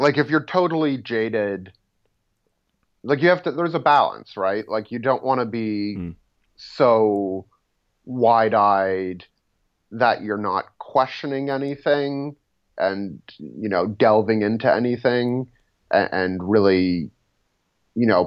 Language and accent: English; Toronto, Ontario, Canada; I grew up in Toronto.